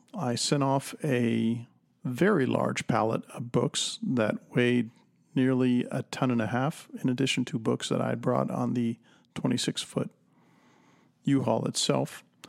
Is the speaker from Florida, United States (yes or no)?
yes; Miami, Florida, United States; moved away; also born or lived in Arizona; I was born in Miami